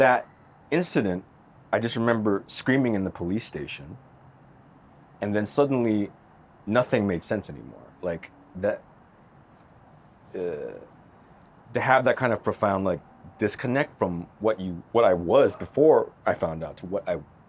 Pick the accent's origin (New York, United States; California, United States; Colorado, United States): California, United States; Los Angeles; moved away as an adult; back to my hometown, back to LA again.